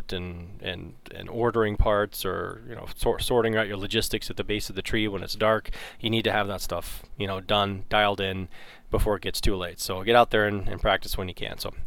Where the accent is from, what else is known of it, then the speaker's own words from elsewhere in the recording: north of Toronto, Ontario, Canada; I grew up north of Toronto